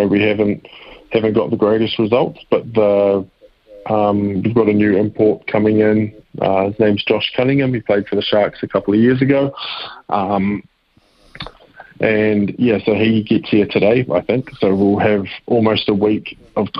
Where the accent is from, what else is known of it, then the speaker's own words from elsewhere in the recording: New Zealand; also born or lived in Kansas City; being a Kiwi